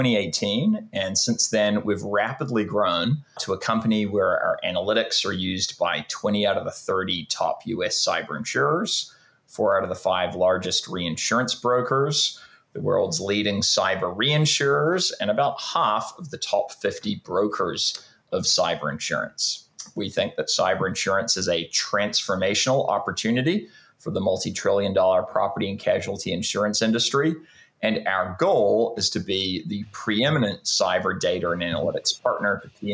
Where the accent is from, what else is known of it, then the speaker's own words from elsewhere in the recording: New Zealand; also born or lived in Canada / United Kingdom; now in California, United States; I was born in Canada. I grew up in New Zealand, went to school in the UK, and have been in California for the last 15 or so years.